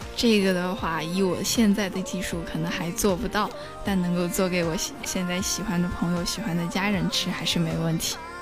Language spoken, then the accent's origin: Chinese; Sichuan, China; now in Nanjing, China; 因为我是一个四川人哇